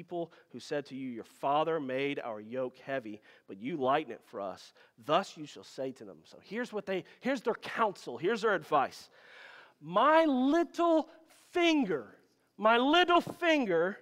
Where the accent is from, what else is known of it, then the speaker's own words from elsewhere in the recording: Louisiana, United States; I'm from Louisiana